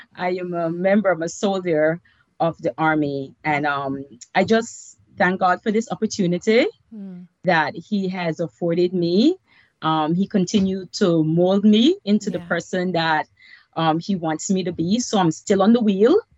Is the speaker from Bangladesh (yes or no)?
no; Belize; moved away as an adult; now in United States; I was born and raised in Belize, Central America. Um, moved here with my daughter and boyfriend when I was 25 years old.